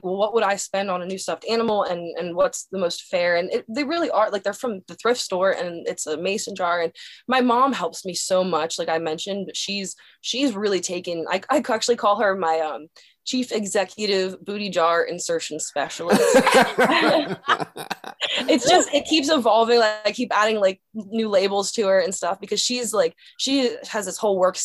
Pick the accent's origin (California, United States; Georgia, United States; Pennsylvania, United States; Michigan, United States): Pennsylvania, United States; Dillsburg; moved away; My hometown is called Dillsburg, Pennsylvania.